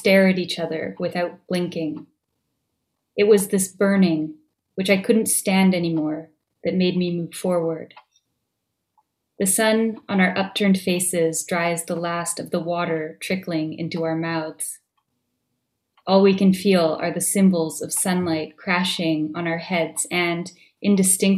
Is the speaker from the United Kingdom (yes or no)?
no; Vancouver, British Columbia, Canada; now in Montreal, Canada; I grew up in Vancouver.